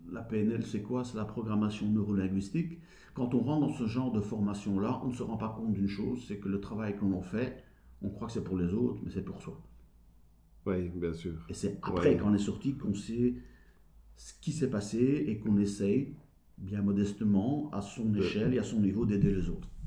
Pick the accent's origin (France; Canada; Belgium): Belgium; accent: Belgian; il paraît que j'ai un accent belge. Et deux, ah pour la manière décalée par rapport au Français de donner cette formation.